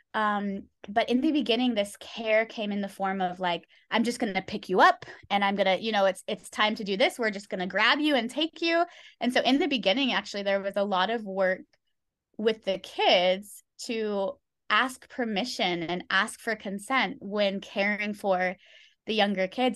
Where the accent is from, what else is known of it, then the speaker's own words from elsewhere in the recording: California, United States; moved away as an adult; now in Thailand; I was born and raised in California